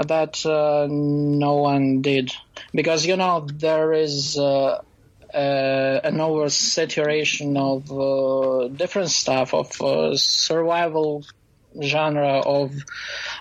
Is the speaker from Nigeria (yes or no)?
no; Belarus; I'm from Belarus